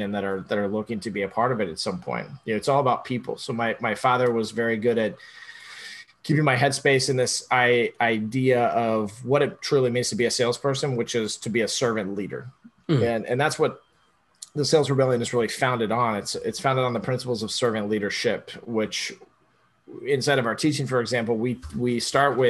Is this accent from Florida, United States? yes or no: yes; Orlando, Florida, United States; Born and raised in Orlando, by the way. So I am a true Floridian